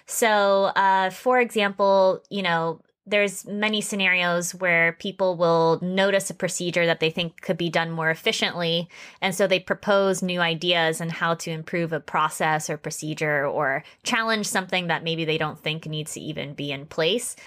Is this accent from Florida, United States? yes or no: yes; West Palm Beach, Florida, United States; moved away as an adult; now in Japan; I am originally from Florida, West Palm Beach, Florida